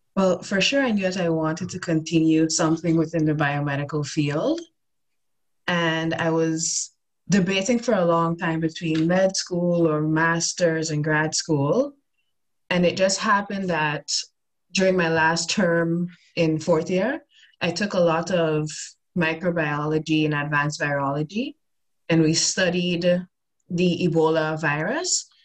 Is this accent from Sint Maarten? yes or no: yes; Sint Maarten; moved away as an adult; also born or lived in Toronto, Canada; now in Utrecht, Netherlands; so originally i'm from a tiny dutch antillean island by the name of st martin